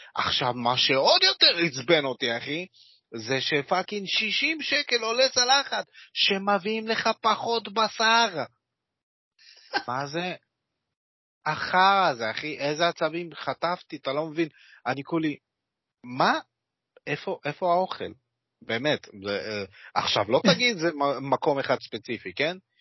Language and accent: Hebrew; Kiryat Yam, Haifa District, Israel; moved away; אני מגיע במקור מהצפון, אוקיי? קריית ים רפרזנט